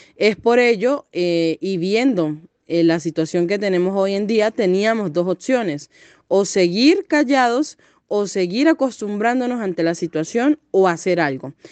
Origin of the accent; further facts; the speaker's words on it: Venezuela; la grave situación que tenemos dentro de nuestro país